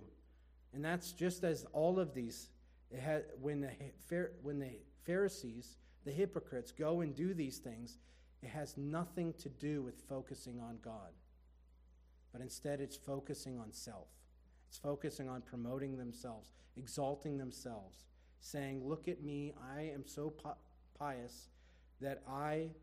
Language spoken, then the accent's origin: English; Erie, Pennsylvania, United States; I'm from Erie